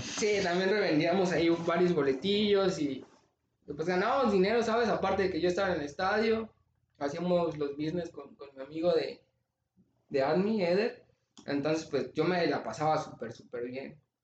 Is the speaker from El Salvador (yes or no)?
no; Los Reyes, Michoacán, Mexico; moved away as an adult; also born or lived in Morelia / Guadalajara; regresarme de Guadalajara a Los Reyes porque empezó la pandemia